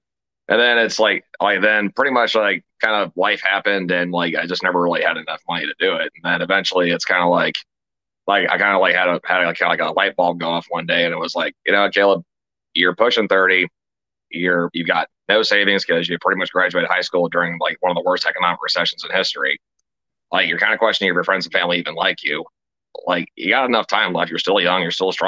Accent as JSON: {"language": "English", "region": "Ohio", "country": "United States", "tie": "born or raised there", "said": "Yes, sir. I did a little bit of traveling around in the military, but I came back home, and I kind of like it here."}